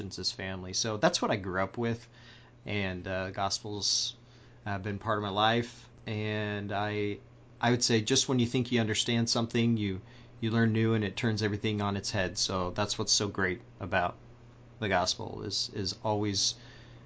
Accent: Missouri, United States; also born or lived in Arizona / Utah; grew up in Missouri, lived here most of the time

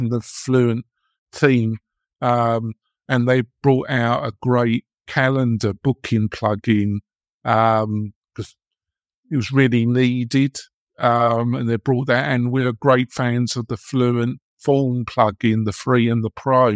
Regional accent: England, United Kingdom; moved away as an adult; now in United States; I come from England. I've been living here almost twenty years

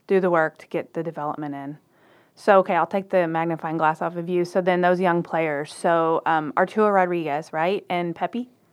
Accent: Waco, Texas, United States; also born or lived in Dallas area, Texas; I'm from Waco

